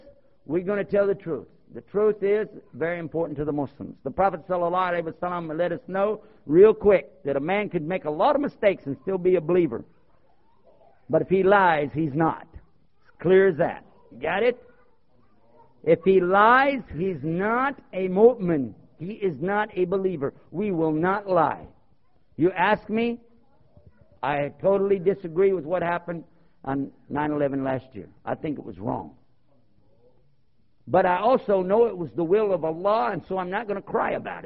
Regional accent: Texas, United States; also born or lived in Cleveland, Ohio; now in Washington, D.C., United States; I was born in Cleveland, Ohio. I was raised in Texas. I live near Washington, D.C. right now

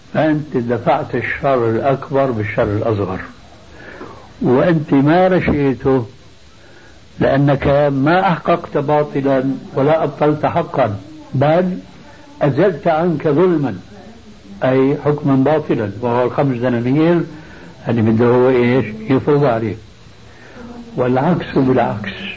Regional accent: Syria; عندنا بسوريا

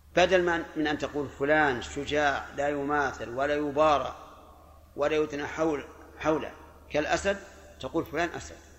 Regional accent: Najd, Saudi Arabia; عندنا في نجد

